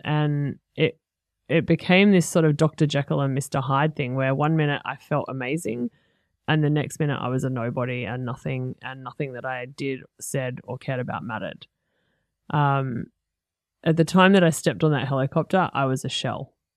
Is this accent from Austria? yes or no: no; Sydney, New South Wales, Australia; also born or lived in Fingal Bay, Port Stephens; now in Gold Coast, Australia; I grew up in North Rocks in Sydney and Fingal Bay in Port Stephens